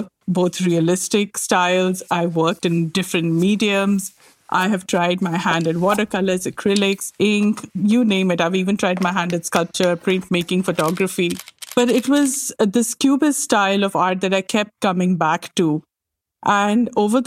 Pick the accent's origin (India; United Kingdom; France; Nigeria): India; moved away as an adult; also born or lived in New Delhi, India; now in Montreal, Canada; I grew up in India